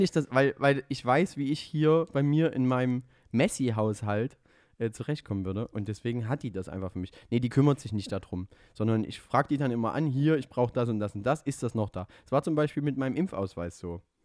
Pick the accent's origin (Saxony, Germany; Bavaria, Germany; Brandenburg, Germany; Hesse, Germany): Saxony, Germany; Döbeln; moved away; was meine Heimatstadt ist. Döbeln